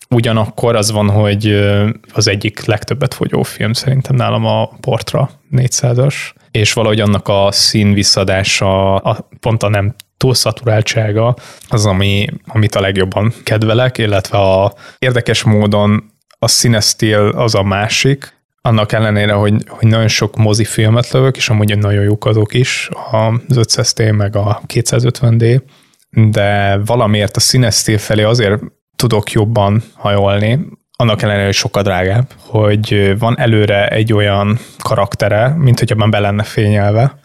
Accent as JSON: {"language": "Hungarian", "country": "Hungary", "tie": "born or raised there", "said": "nem pestiként, hanem egy Balaton mellett élő vidéki kisfiúként"}